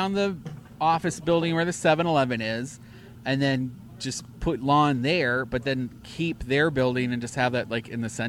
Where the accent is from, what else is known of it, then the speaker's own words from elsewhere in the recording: Winter Park, Florida, United States; I'm from Winter Park.